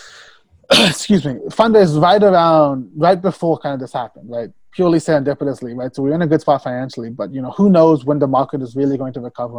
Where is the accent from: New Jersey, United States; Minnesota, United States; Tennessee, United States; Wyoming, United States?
Tennessee, United States; moved away as an adult; now in New York, United States; I I grew up in Tennessee